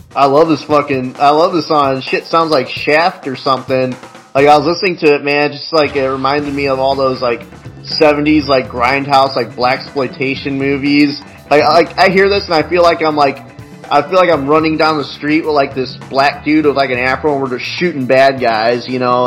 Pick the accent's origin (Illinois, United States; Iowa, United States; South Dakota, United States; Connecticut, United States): Illinois, United States; I'm from Illinois, so I you know I was born when the Bulls had their big like run.